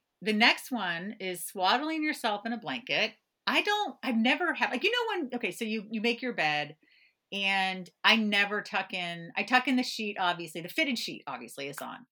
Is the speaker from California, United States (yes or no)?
yes; California, United States; moved away; I grew up in California